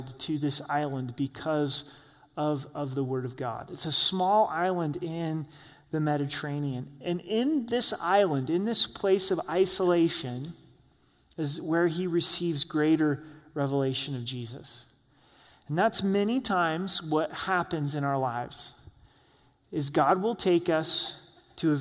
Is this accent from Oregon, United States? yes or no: yes; Southern Oregon, United States; moved away; also born or lived in Salt Lake City, Utah; we moved from Southern Oregon to Salt Lake City, Utah. It was a huge change for me. I grew up in a small town of 16,000